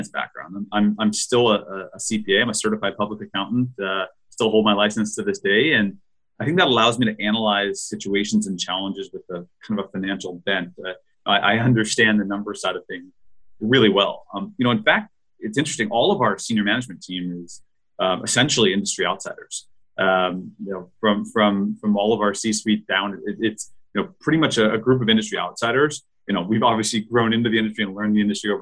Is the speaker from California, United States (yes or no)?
yes; Los Angeles, California, United States; I was born and raised in Los Angeles